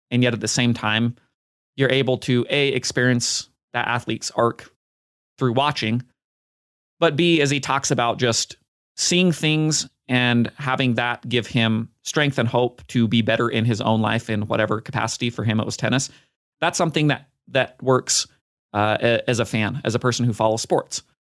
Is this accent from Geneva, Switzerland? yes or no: no; Basel, Basel-Stadt, Switzerland; When my love of tennis started, I was a ball kid in my hometown of Basel.